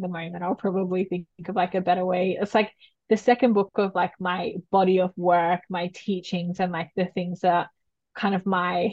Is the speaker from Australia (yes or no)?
yes; New South Wales, Australia; I was living away from my hometown where I'm back again in New South Wales